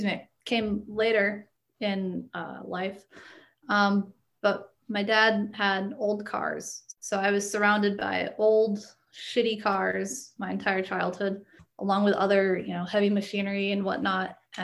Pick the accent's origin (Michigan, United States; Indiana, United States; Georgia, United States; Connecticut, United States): Connecticut, United States